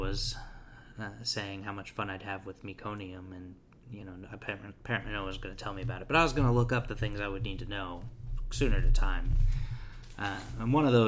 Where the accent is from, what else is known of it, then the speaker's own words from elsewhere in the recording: Indianapolis, Indiana, United States; I'm from Indianapolis